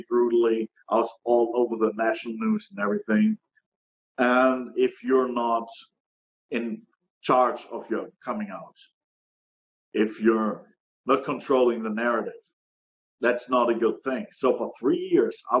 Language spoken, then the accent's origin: English; Germany; moved away as an adult; now in United States; I'm originally from Germany